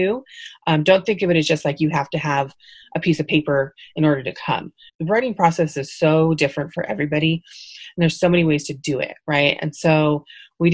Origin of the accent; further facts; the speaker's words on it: Fresno, California, United States; I'm originally from Fresno, but I commute every day to Visalia